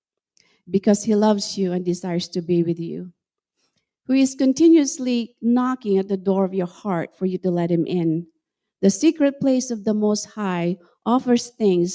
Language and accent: English; Central Luzon, Philippines; moved away as an adult; also born or lived in Washington, United States / Estherville, Iowa, United States; now in United States; I grew up in the Philippines, and I was raised in a town near Subic Bay.